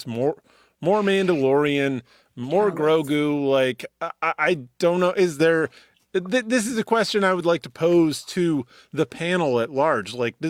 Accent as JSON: {"language": "English", "country": "Canada", "said": "I'm Canadian."}